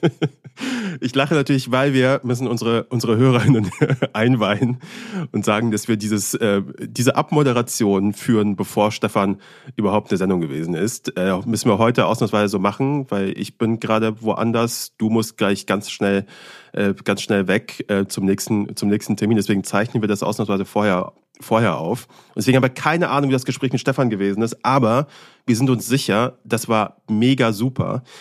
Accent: Germany; also born or lived in Afghanistan; Ich kenne nur Deutschland eigentlich, seitdem ich denken kann. Ich bin mit sieben Jahren hergekommen

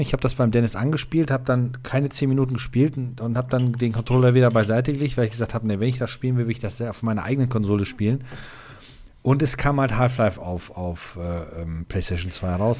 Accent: Stehle, North Rhine-Westphalia, Germany; Ich bin in Stehle aufgewachsen und in Stehle war ein Saturnmarkt.

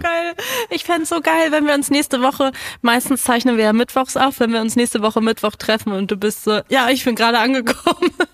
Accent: Berlin, Germany; mich als Berlinerin

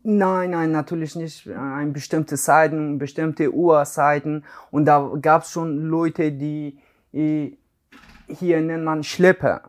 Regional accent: Iran; German is a second language; also born or lived in Afghanistan; now in Hamburg, Germany; ich komme aus Afghanistan, aber ich bin im Iran aufgewachsen

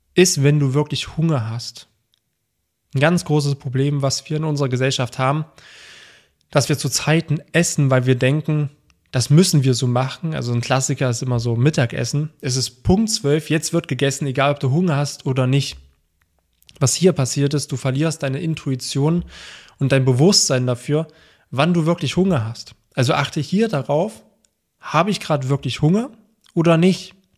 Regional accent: Germany; bei uns in Deutschland

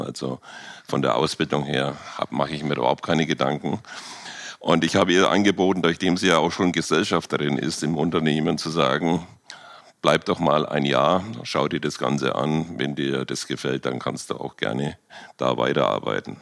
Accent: Germany; wir als Deutsche

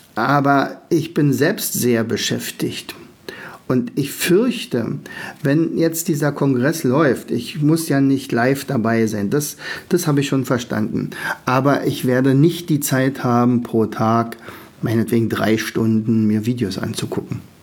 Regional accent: Germany; als Deutsche

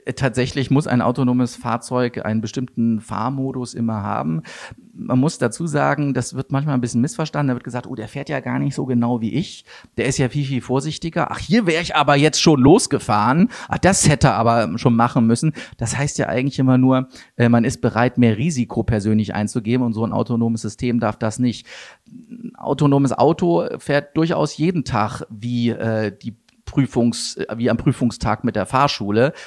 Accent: Wuppertal, North Rhine-Westphalia, Germany; ich komme aus Wuppertal

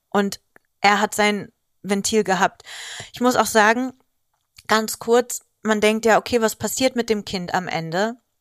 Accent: Greece; ich bin Griechin

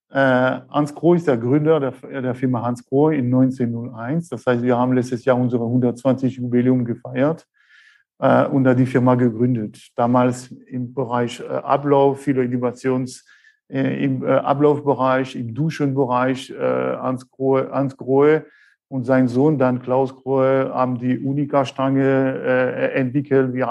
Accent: France; accent: French; German is a second language; now in Black Forest, Germany; schon gleich hören an meinem Akzent. Äh, ich bin der Franzose hier aus dem äh, Schwarzwald. Ich bin 49 äh, Jahre alt

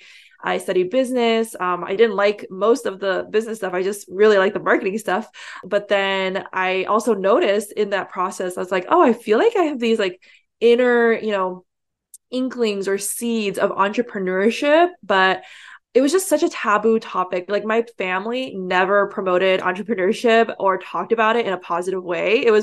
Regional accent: San Francisco Bay Area, California, United States; I grew up here in the San Francisco Bay Area, which is the heart of the Silicon Valley.

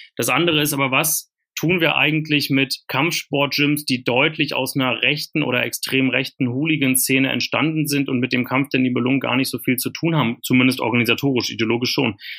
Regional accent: Germany; also born or lived in East Berlin / Brandenburg; ich habe ja meine Jugend in Ostberlin und Ostbrandenburg verbracht in den 90er Jahren

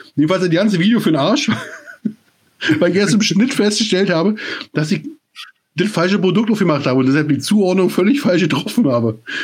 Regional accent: East Germany, Germany; Ich komme aus der DDR

